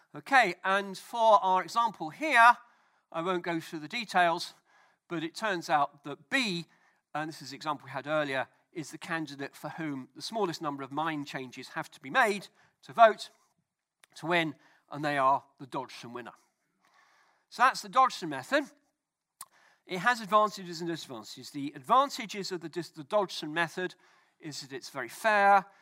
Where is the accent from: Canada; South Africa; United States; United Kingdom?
United Kingdom